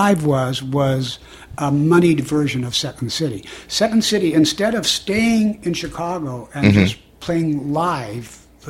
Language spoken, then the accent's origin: English; Canada; I'm Canadian.